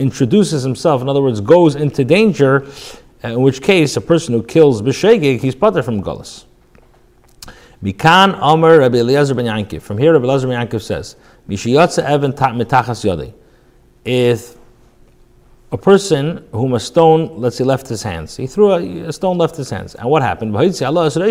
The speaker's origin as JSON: {"language": "English", "region": "California", "country": "United States", "tie": "born or raised there", "moved": "yes", "said": "growing up in California"}